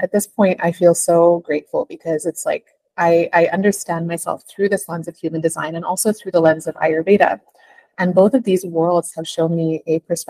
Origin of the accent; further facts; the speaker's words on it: Canada; now in Mumbai, India; I am originally from Canada, but currently living in Mumbai.